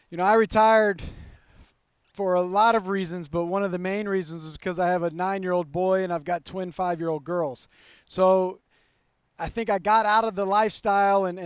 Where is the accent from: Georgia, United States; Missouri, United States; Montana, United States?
Montana, United States; I'm from Montana